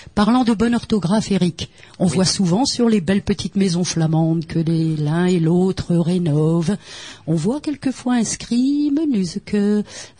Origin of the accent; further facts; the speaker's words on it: French Flanders, Hauts-de-France, France; Ici, on n'est pas ch'ti, on est flamand